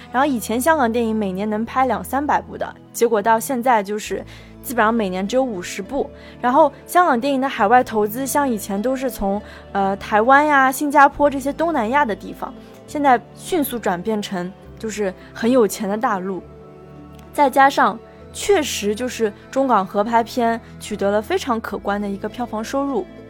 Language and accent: Chinese; China; 我们内地人